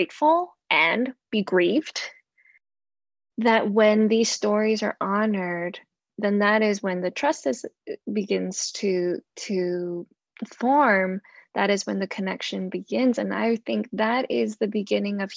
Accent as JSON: {"language": "English", "country": "Hong Kong", "tie": "born or raised there", "said": "growing up, being born and growing up in Hong Kong"}